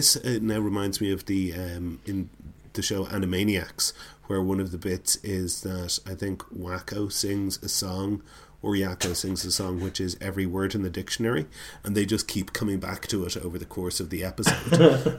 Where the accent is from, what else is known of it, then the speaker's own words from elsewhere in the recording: Wales, United Kingdom; I play the organ in my local church, or I'm Welsh, which is 95% of the people on the Great British Bake Off.